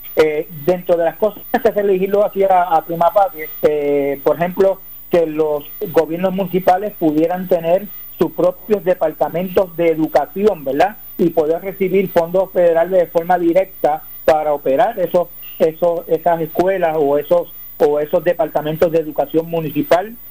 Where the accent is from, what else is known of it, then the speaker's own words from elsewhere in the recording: Puerto Rico; soy puertorriqueño